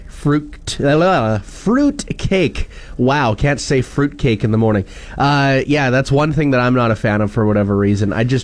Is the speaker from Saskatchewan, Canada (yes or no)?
yes; Wakaw, Saskatchewan, Canada; also born or lived in Domremy; our farm is closest to Dormy, which is where I would consider myself, but I grew up in Waka mainly